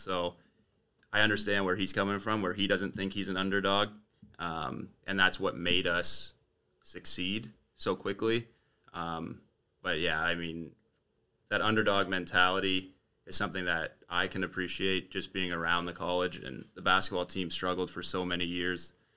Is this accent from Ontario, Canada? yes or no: yes; Windsor, Ontario, Canada; born and raised in Windsor.